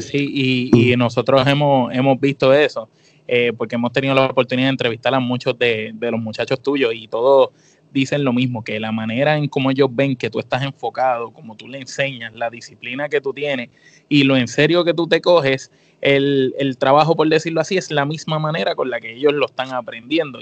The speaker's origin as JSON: {"language": "Spanish", "country": "Puerto Rico", "said": "nosotros como puertorriqueños"}